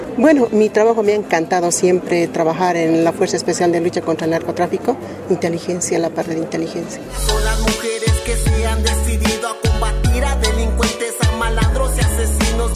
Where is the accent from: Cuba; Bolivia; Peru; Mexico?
Bolivia; La Paz; yo crecí en La Paz